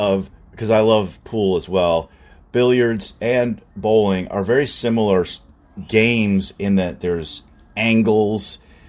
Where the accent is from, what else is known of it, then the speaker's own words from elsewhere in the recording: Buffalo, New York, United States; now in St. Louis, United States; I'm originally from Buffalo, New York.